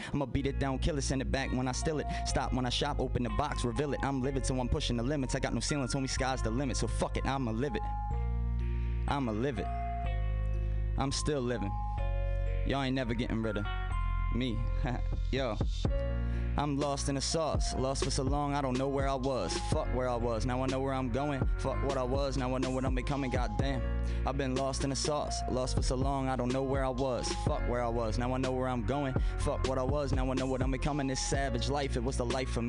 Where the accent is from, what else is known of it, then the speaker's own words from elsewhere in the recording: Baltimore, Maryland, United States; I was from Baltimore